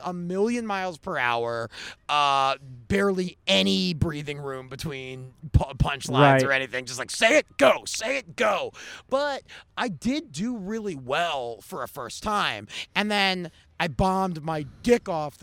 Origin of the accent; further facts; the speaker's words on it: Baltimore, Maryland, United States; moved away as an adult; also born or lived in Pittsburgh; now in Los Angeles, United States; I'm from Baltimore, went to school in Pittsburgh